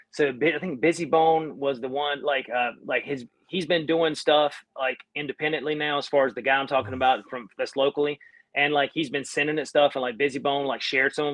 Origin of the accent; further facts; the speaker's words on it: Ontario, Canada; I'm a red, I'm redneck from Ontario, so I don't know that stuff.